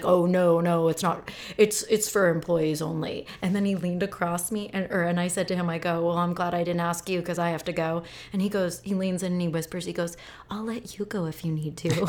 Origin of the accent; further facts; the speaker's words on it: Phoenix, Arizona, United States; Like, I grew up